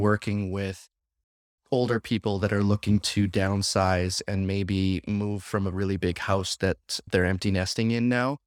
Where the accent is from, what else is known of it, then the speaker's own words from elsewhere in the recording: Saskatchewan, Canada; now in Windsor, Canada; I'm born and bred in Saskatchewan